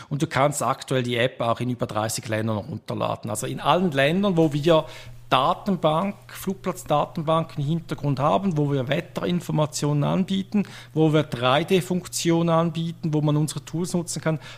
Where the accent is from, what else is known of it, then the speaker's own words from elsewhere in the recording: Switzerland; accent: Swiss German; vielleicht schlägt einfach mein persönlicher Dialekt äh, ein wenig zu fest, schweizerisch